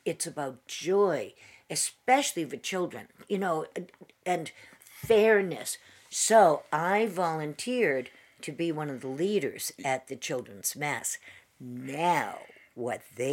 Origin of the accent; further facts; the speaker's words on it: Worcester, Massachusetts, United States; growing up on Lake Quinsigamond in Worcester